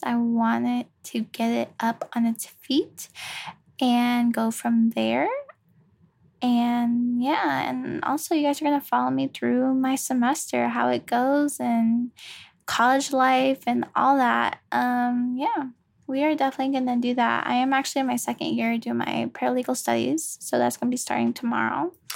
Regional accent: Virginia, United States; I was born in Virginia. Virginia, V A. Um, born and raised there.

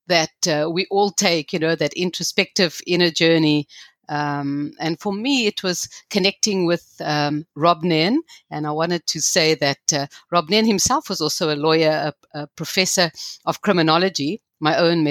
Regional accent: South Africa; growing up in South Africa and in the kind of apartheid legal system

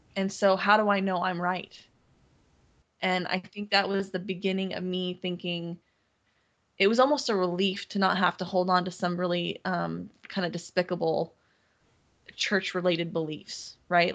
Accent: Seattle, Washington, United States; also born or lived in Montana; I grew up here in mm-hmm. Seattle or, mm-hmm. or, in the Northwest

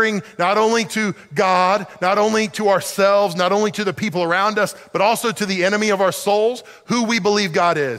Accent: the South, United States; I grew up in the South

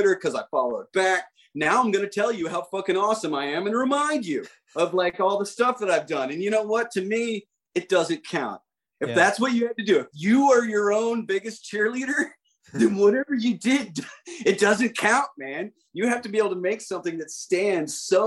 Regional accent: Midwest, United States; moved away; I grew up in the Midwest in the 1980s

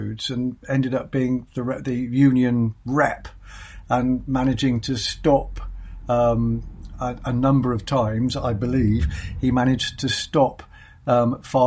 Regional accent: Plymouth, South West England, United Kingdom; moved away; I loved growing up in Plymouth

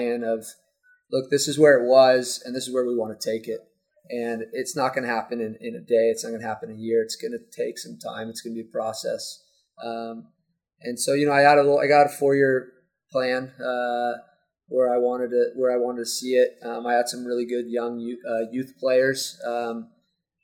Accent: Newport Beach, California, United States; I grew up in Newport, been playing in this program since I was 9 years old

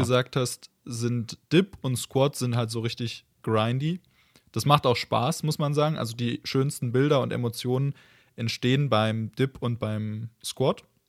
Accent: Germany; also born or lived in Leipzig; bei uns in Deutschland

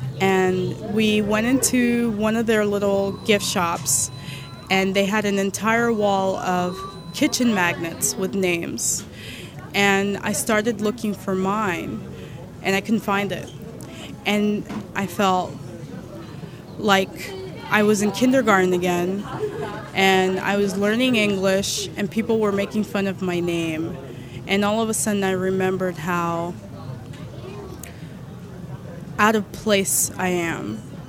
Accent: Jersey City, New Jersey, United States; born there; I was born in Jersey City, New Jersey. My parents are from the Dominican Republic

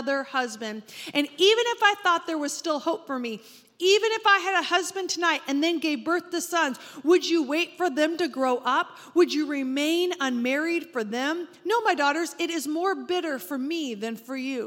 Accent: Oregon, United States; I grew up in Oregon, and the fog there is incredibly dense

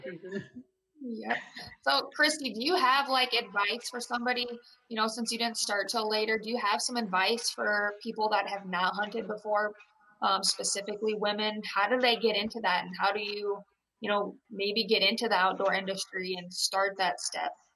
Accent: Iowa, United States; moved away; growing up in Iowa

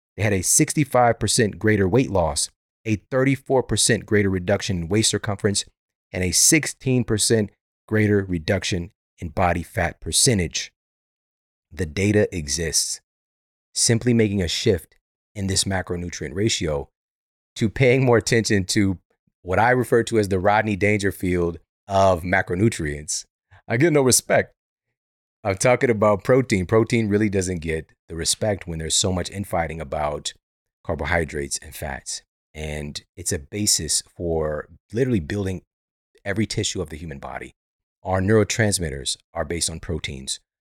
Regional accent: St. Louis, Missouri, United States; Saint Louis University, which is, this is my hometown

